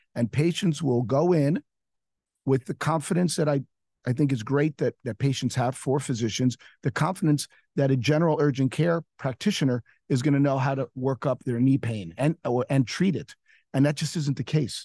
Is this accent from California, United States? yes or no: no; New York City, New York, United States; now in Miami, United States; I'm a New Yorker